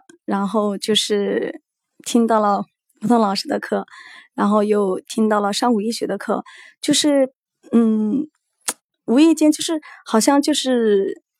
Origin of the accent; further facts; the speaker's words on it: Anqing, Anhui, China; 我来自安徽安庆。